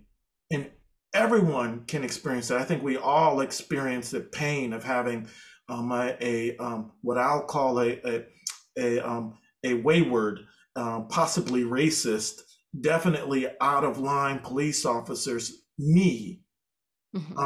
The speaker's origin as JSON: {"language": "English", "region": "Massachusetts", "country": "United States", "said": "I'm from Massachusetts"}